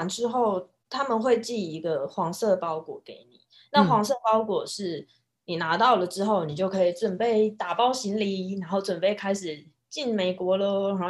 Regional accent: Taiwan; now in United States; 尤其你我们像我们台湾人的身份，因为台美的外交关系还不错，

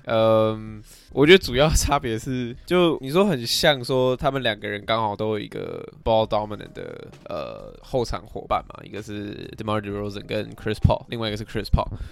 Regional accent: Taiwan; 我们，就是台湾人

